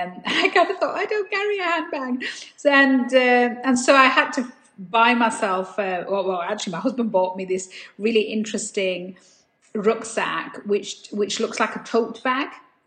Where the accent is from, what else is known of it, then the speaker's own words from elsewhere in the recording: Dewsbury, Yorkshire and the Humber, United Kingdom; moved away as an adult; now in London, United Kingdom; a girl born and raised in Dewsbury in West Yorkshire